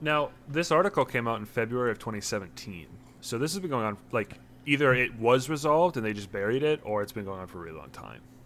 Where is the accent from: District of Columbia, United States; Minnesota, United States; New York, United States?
Minnesota, United States; we're all from Minnesota